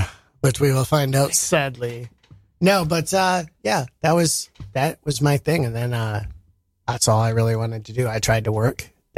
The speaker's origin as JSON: {"language": "English", "region": "Montana", "country": "United States", "said": "I'm actually from Montana."}